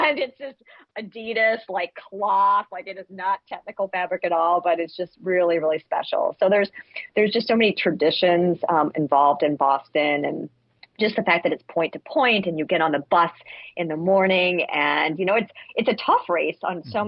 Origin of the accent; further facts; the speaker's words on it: Massachusetts, United States; I'm actually from Massachusetts. That's where my parents are from